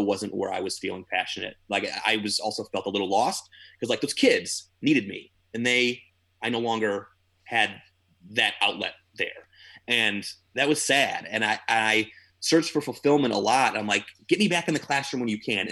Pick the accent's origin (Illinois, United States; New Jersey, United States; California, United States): Illinois, United States; moved away as an adult; also born or lived in New York; I'm a theater teacher out in New York. I'm from Illinois